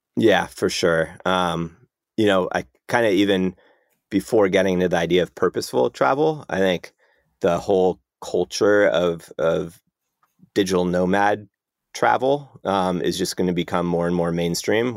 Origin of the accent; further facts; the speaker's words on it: San Ramon, California, United States; moved away as an adult; now in Los Angeles, United States; left San Ramon where I grew up and came to L A for school